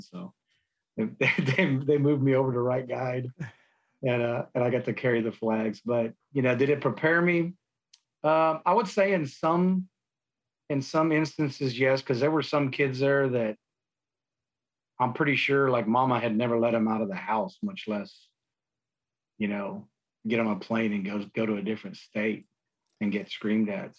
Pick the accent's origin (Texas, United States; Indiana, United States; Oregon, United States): Texas, United States; San Antonio; I grew up in San Antonio. Um, born and raised